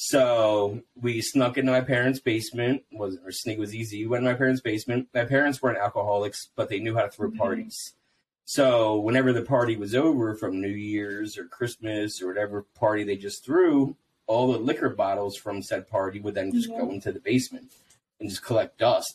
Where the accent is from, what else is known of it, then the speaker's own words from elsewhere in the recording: New Jersey, United States; I grew up in South Jersey